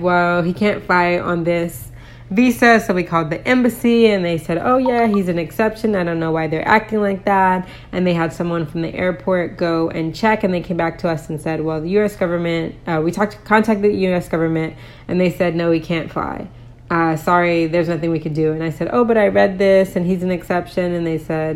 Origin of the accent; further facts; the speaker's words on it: United States; now in Poland; I'm American and my husband is Polish, and both of our kids were born in Poland